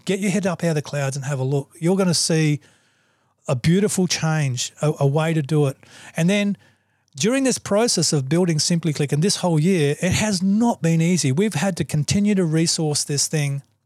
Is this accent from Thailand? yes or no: no; Australia; I'm an Australian